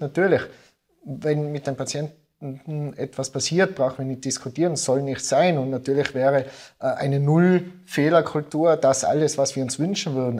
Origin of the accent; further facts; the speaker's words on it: Innsbruck, Tyrol, Austria; ins schöne Innsbruck, äh, in meine Heimat